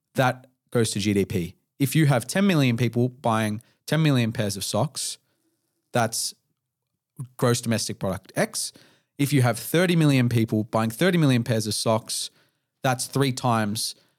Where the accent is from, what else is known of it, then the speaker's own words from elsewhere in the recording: Melbourne, Victoria, Australia; my first twenty-eight years of life as an Australian person